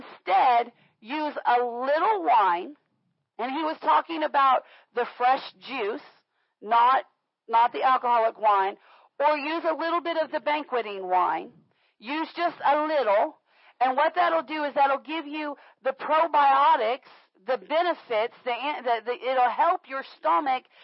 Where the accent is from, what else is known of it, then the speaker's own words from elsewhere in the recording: Florida, United States; moved away; I grew up in Florida